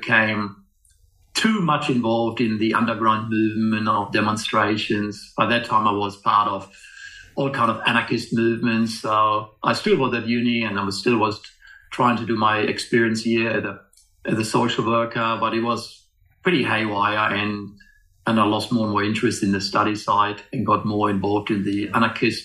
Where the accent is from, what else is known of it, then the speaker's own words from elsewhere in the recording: Germany; moved away; I grew up in Germany throughout the late 60s.